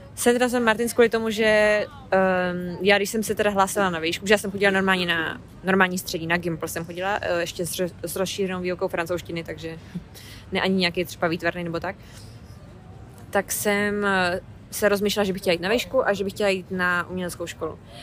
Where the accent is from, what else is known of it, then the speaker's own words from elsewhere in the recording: Hradec Králové, Hradec Králové Region, Czechia; moved away as an adult; now in London, United Kingdom; Jsem původně z Hradce Králové, ale už pátým rokem žiju tak na půl v Londýně